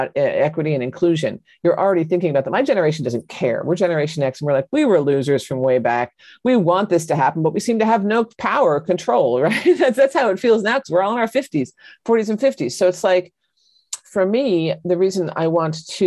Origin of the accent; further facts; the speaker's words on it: John Updike country, Pennsylvania, United States; I come from John Updike country